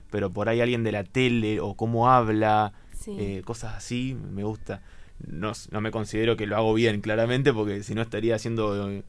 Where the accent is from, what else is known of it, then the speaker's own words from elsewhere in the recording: Saavedra, Buenos Aires Province, Argentina; now in Bahía Blanca, Argentina; No, soy de Saavedra. Eh, estudié en Goyena todo lo que es primaria y secundaria y vine acá en el 2017 a estudiar el profesorado en letras.